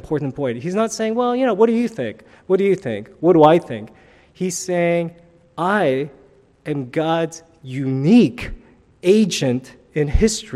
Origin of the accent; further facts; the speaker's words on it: New York City, New York, United States; when I was growing up in New York City